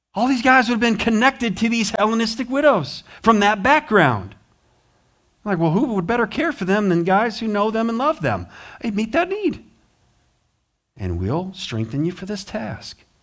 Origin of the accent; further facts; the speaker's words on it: United States; I'm from America